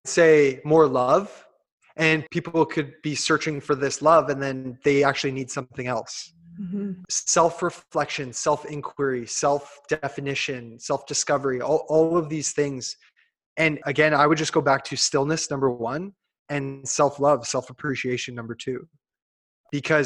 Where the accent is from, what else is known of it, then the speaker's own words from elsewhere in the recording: Hamilton, Ontario, Canada; I'm like Hamilton